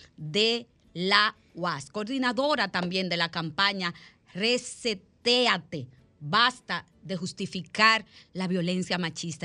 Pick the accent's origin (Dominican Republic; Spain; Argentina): Dominican Republic; soy dominicana y soy del país de las heroínas de Salcedo